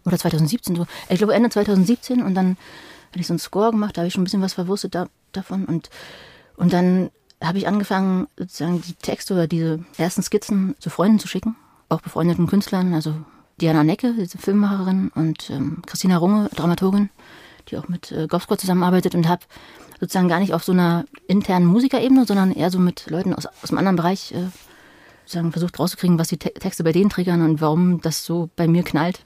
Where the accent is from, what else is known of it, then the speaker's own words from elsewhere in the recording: Berlin, Germany; also born or lived in Madrid; also ich bin halt als Kind in Ostberlin aufgewachsen